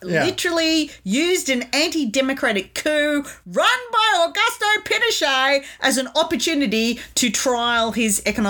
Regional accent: Australia; I'm an Australian and I love this country

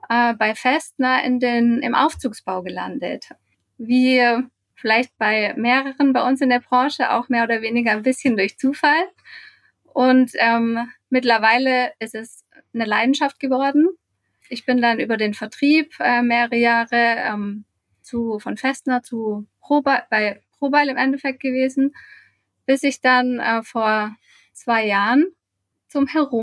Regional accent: Karlsruhe, Baden-Württemberg, Germany; Ich komme ursprünglich aus Karlsruhe, habe in Heidelberg Wirtschaftsingenieurwesen mit Schwerpunkt Maschinenbau studiert

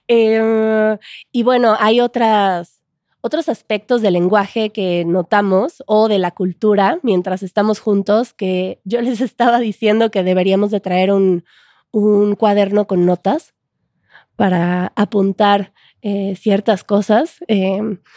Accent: Mexico City, Mexico; pero hay gente que lo nota todavía por mi forma de hablar, que soy de cierto lugar en la Ciudad de México.

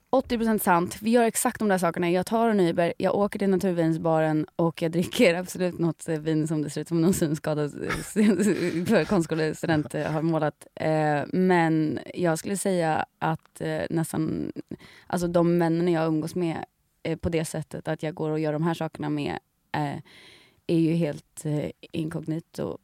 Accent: Sweden; som svenskar

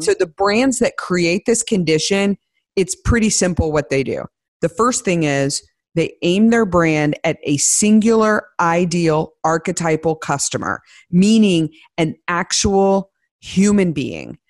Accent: Midwest, United States; I grew up in the Midwest

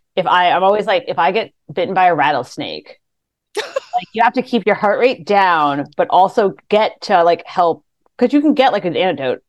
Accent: Chicago, Illinois, United States; I grew up in Chicago

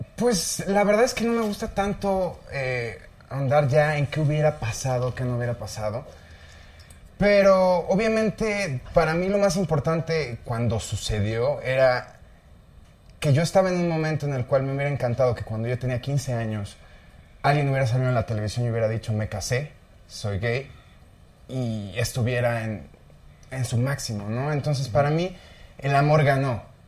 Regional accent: northern Mexico, Mexico; siendo norteño

